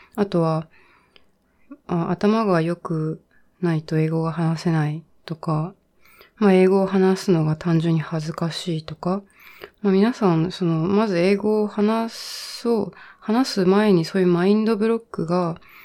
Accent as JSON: {"language": "Japanese", "country": "Japan", "tie": "born or raised there", "also_born_or_lived": "China / United States / Leeds, United Kingdom", "first_language": "Japanese", "said": "私は日本で育って、小さい時ちょっと中国にも住んでたんですけど、基本日本で大学卒まで"}